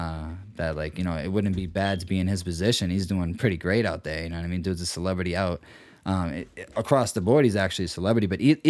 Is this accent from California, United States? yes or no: no; Boston, Massachusetts, United States; also born or lived in Milton, Massachusetts; I was born in Milton. But I was adopted into Dorchester, 6 weeks old.